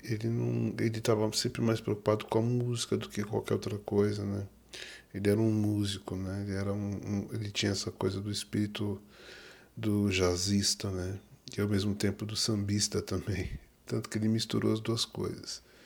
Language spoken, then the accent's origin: Portuguese; Duque de Caxias, Rio de Janeiro, Brazil; eu sou carioca, natural de Duque de Caxias, Rio de Janeiro